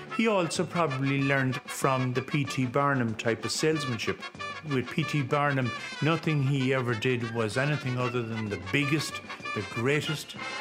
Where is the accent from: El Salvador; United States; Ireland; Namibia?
Ireland; Ballygar, Connacht; I was brought up in Ballygar, County Galway, and it's about 10 miles from Roscommon, 19 miles from Athlone